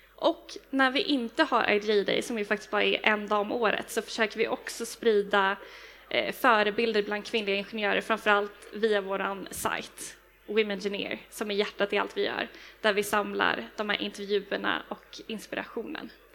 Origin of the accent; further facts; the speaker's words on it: Stockholm, Stockholm County, Sweden; jag är från Stockholm